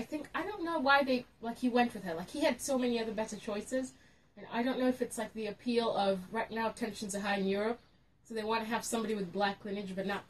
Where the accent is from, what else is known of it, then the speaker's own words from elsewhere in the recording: Kenya; I'm the Kenyan.